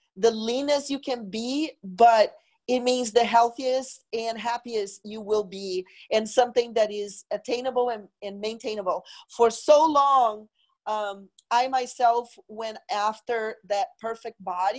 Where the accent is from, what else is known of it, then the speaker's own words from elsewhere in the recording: Brazil; moved away as an adult; now in United States; I am originally from Brazil. I moved to the U.S. in 1995 to go to fashion school